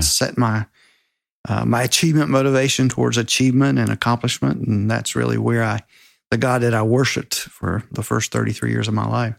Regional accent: Spartanburg, South Carolina, United States; I grew up in Spartanburg, South Carolina

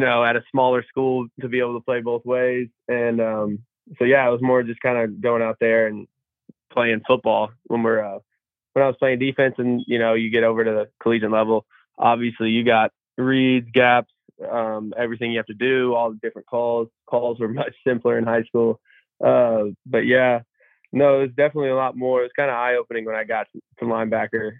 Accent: Evansville, Indiana, United States; moved away as an adult; I'm from Evansville, Indiana. I played at uh, Memorial High School, little 3A school, um, Southern Indiana

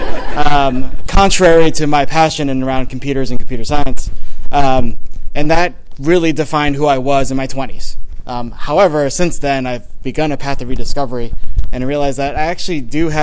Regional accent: Taiwan; I grew up in Taiwan

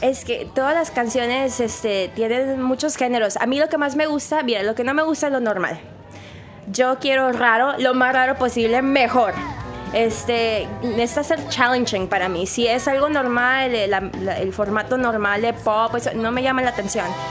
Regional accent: Mexico; yo soy completamente mexicana

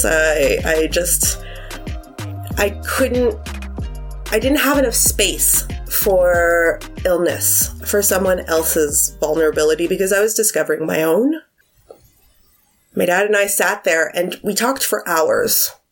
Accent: Montreal, Quebec, Canada; I'm from Montreal

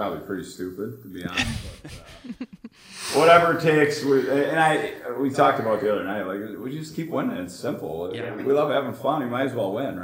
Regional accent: South St. Paul, Minnesota, United States; where I grew up in Minnesota, South St. Paul

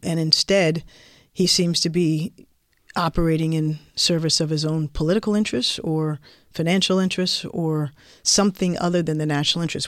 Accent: Washington, District of Columbia, United States; also born or lived in Oxford; I was from Washington, D C

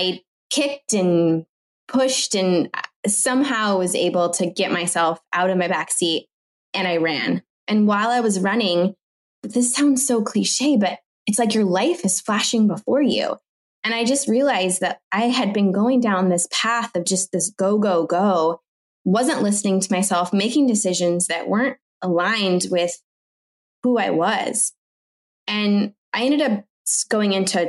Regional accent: Orange County, California, United States; first language French; I was born and raised in Orange County

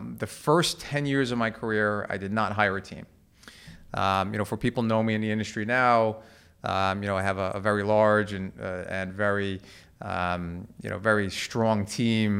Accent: Levittown, New York, United States; I grew up in Levittown, uh, in Long Island

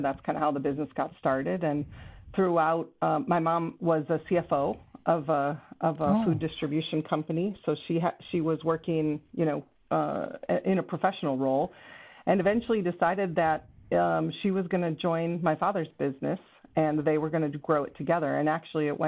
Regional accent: Chicago, Illinois, United States; also born or lived in Kenosha, Wisconsin; I grew up in the Chicago suburbs. Stayed in Chicago suburbs really until I graduated high school

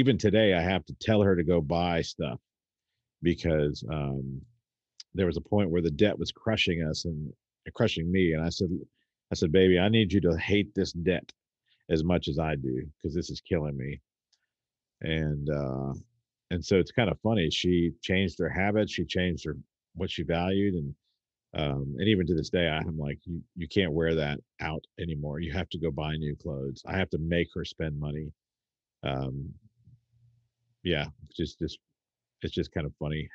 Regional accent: United States; as an American people

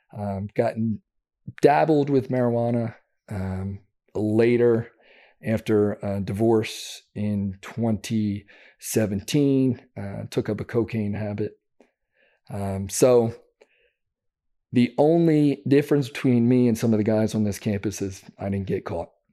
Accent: Downingtown, Pennsylvania, United States; I grew up just outside of Philadelphia, Pennsylvania, called Downingtown, Pennsylvania.

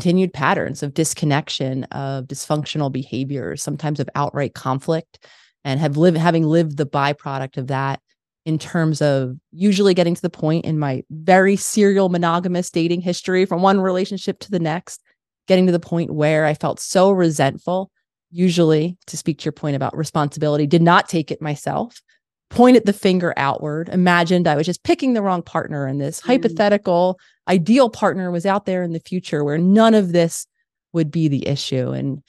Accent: Philadelphia, Pennsylvania, United States; born or raised there

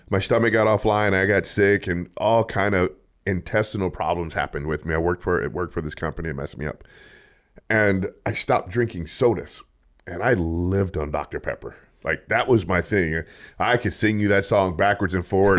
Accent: Los Angeles, California, United States; now in Bakersfield, United States; I'm from Los Angeles.

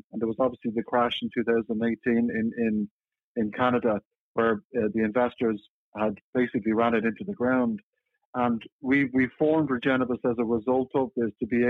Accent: Dublin, Leinster, Ireland; moved away as an adult; now in San Francisco, United States; You know, I moved over from Dublin in Ireland a decade ago to work with a company called Sustainable Brands and based out of San Francisco.

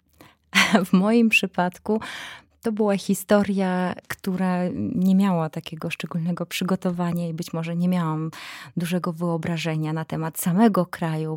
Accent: Belarus; Polish is a second language; moved away as an adult; now in Poland; będąc Białorusinką

